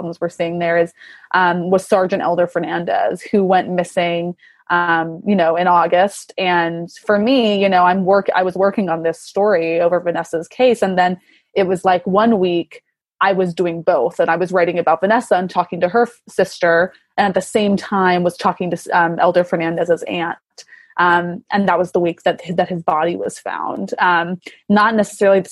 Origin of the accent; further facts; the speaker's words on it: Texas, United States; growing up, you know, I was a few hours from Killeen